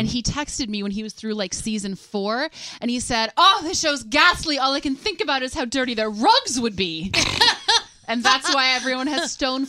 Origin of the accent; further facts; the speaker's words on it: Wisconsin, United States; I'm from Wisconsin, so I can't get away going like orchiette.